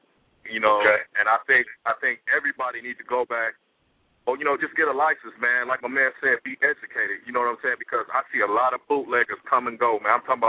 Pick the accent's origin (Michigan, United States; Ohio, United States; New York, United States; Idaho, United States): Michigan, United States; Detroit; I'm a barber in Detroit, Michigan, man, from the 313, baby.